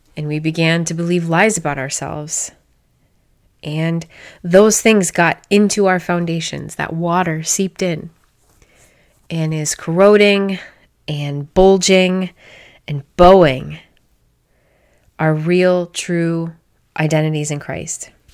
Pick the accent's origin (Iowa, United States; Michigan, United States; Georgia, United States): Iowa, United States; I'm a girl from Iowa